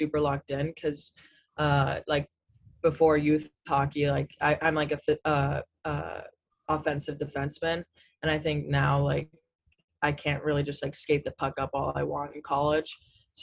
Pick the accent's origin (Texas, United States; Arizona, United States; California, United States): California, United States; moved away as an adult; since I'm from California